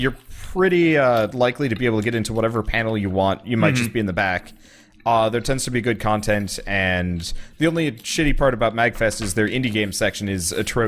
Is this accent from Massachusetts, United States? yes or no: yes; Boston, Massachusetts, United States; I'm from Boston.